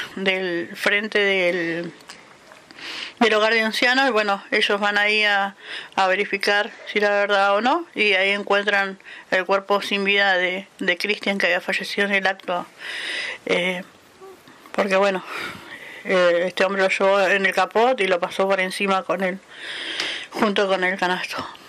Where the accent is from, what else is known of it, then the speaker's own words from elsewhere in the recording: Viedma, Río Negro, Argentina; also born or lived in Neuquén; soy de la ciudad de Viedma, provincia de Río Negro